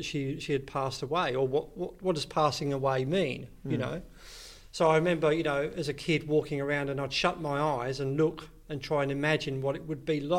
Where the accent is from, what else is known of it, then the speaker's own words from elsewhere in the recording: Hertfordshire, East of England, United Kingdom; moved away as an adult; now in Australia; So I was born in Hertfordshire, and that's a county just north of London.